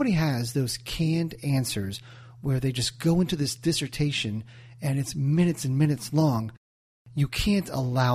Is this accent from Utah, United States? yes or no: no; New Jersey, United States; I'm from Jersey